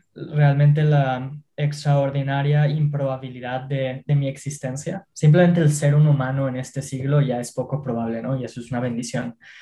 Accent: Mexico; yo y mis socios somos jóvenes mexicanos

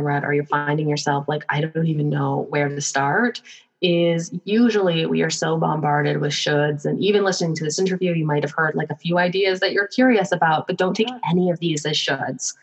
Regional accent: Victoria, British Columbia, Canada; I'm from Victoria, BC, up in Canada

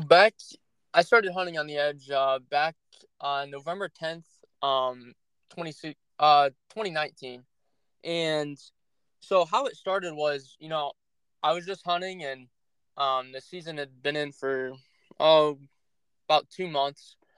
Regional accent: Northeast Ohio, United States; I'm from Northeast Ohio

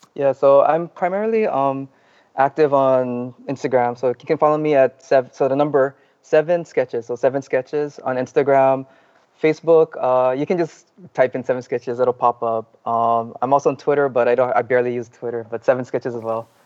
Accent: Kauai, Hawaii, United States; moved away as an adult; now in Oahu, United States; Actually, I'm originally from Kauai

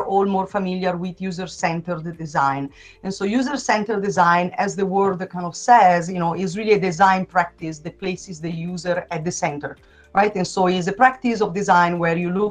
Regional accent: Italy; English is a second language; moved away as an adult; also born or lived in Melbourne, Australia; now in Portland, United States; I've got a kind of unusual accent. That is because I'm originally from Italy.

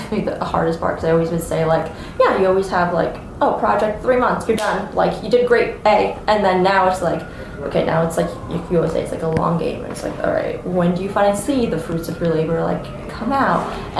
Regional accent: New York City, New York, United States; So I was born and raised in Brooklyn, New York.

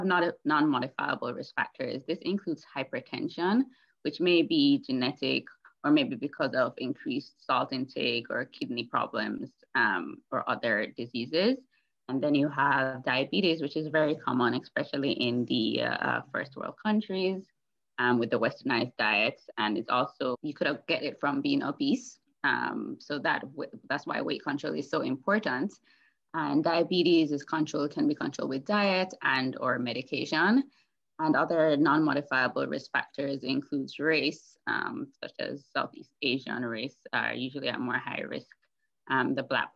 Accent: Jamaica; moved away as an adult; now in Toronto, Canada; I am a Jamaican born and grown

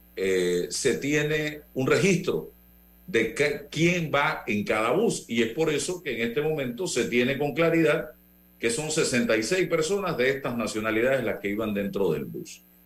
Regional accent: Panama; como panameño

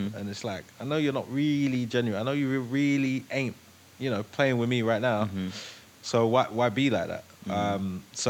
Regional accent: London, United Kingdom; now in United States; I'm British for sure. I'm not gonna deny it. I'm not. Right. You know, we're from London

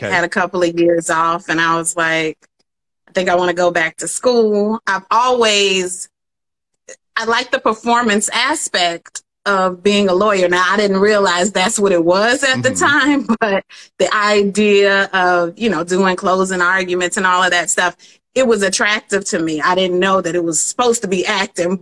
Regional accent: Atlanta, Georgia, United States; moved away as an adult; also born or lived in Detroit, Michigan / Washington D.C.; now in New York City, United States; Atlanta. Born there, went to Detroit from like ages 1 to 10, and then back to Atlanta until high school. So Atlanta's my home.

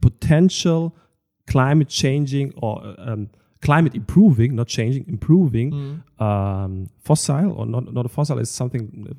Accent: Moers, North Rhine-Westphalia, Germany; English is a second language; I don't know, I'm coming from Moers.

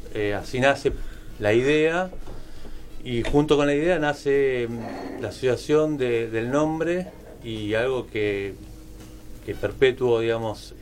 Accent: Argentina; como argentinos

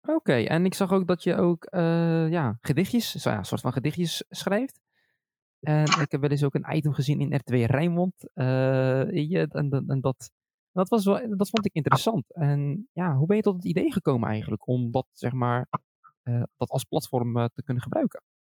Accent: Schiedam, South Holland, Netherlands; now in Rotterdam, Netherlands; ik zelf een Schiedammer ben, geboren en getogen in Schiedam.

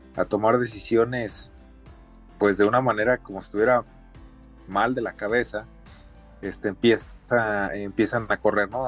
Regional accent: Mexico; como mexicanos

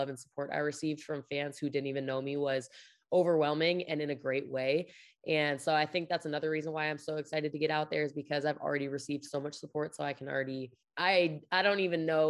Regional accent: De Pere, Wisconsin, United States; moved away as an adult; also born or lived in Pullman, Washington; now in Kansas City, United States; I grew up in a small town in Wisconsin called De Pere, Wisconsin

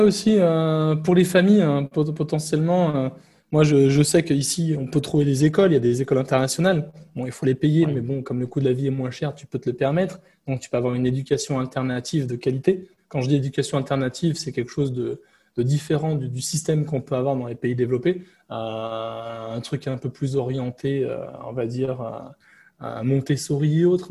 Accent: France; moved away as an adult; now in Vietnam; mon pays d'origine, donc la France

